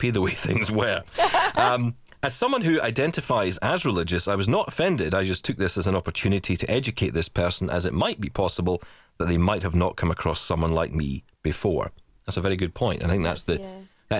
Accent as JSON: {"language": "English", "region": "Scotland", "country": "United Kingdom", "said": "I am Scottish"}